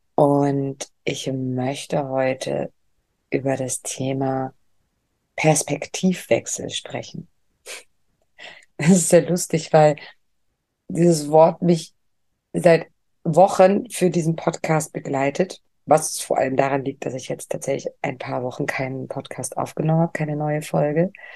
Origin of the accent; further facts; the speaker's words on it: Lübeck, Schleswig-Holstein, Germany; moved away; Lübeck ist ja meine Heimatstadt